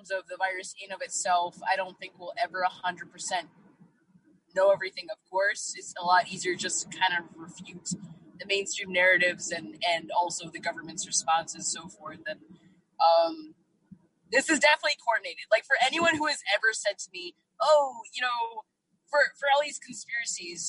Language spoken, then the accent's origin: English; New York, United States; I am a comedian from New York